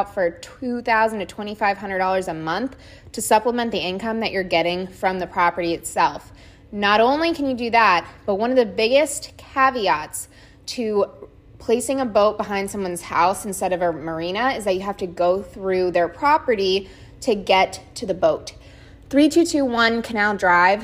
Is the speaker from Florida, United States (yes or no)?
yes; South Florida, United States; I grew up in South Florida, so I've lived here my whole life.